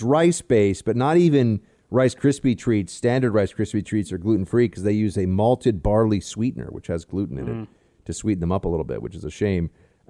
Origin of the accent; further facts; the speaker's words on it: Midwest, United States; but I grew up in the Midwest where it was standard.